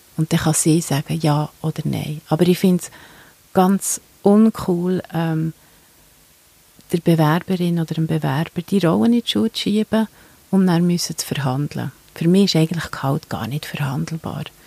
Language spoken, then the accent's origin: German; Switzerland; bei uns in der Schweiz